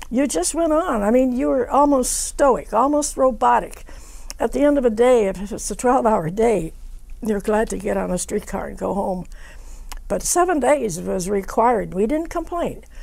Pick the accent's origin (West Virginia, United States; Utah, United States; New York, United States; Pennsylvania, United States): West Virginia, United States; born there; I said, Well, I was born in West Virginia, so she wanted to know the story."